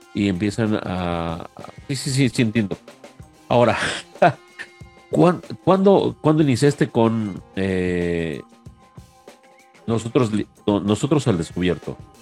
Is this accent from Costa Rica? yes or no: no; Mexico; aquí a mi tierra mexicana